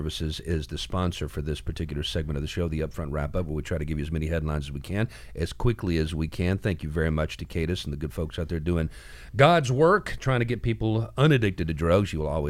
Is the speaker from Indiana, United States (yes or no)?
no; Ohio, United States; I grew up in Ohio. We had lots of the flatland where I grew up.